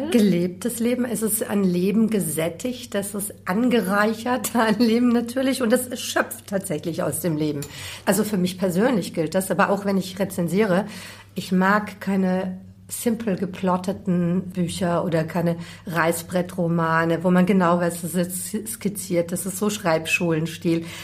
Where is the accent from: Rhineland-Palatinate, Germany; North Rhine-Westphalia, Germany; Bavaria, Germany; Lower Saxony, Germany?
Bavaria, Germany; born there; Nein, so soll es natürlich nicht rüberkommen. Ja, ich bin in Bayern geboren.